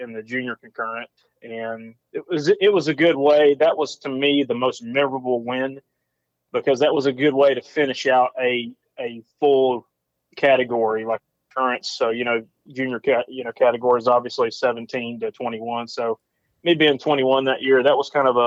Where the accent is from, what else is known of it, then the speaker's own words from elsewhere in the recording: Dacula, Georgia, United States; My hometown is Decula, Georgia